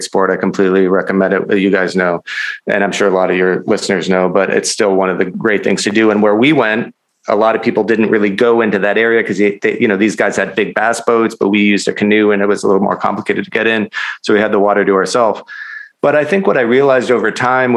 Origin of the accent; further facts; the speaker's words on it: Minnesota, United States; I'm from Minnesota, but my family has a cabin in Wisconsin where I've gone every summer for my whole life